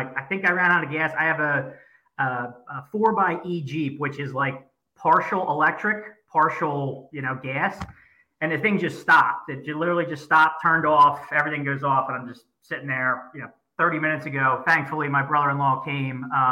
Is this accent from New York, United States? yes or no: no; Oreland, Pennsylvania, United States; now in West Chester, United States; I'm out in Westchester, PA. I grew up in Orland, went to LaSalle High School